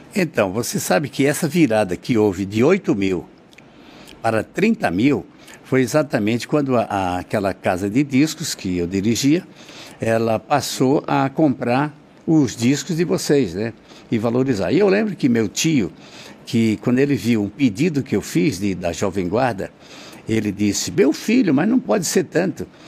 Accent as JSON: {"language": "Portuguese", "region": "Northeast Region", "country": "Brazil", "moved": "yes", "said": "sou nordestino"}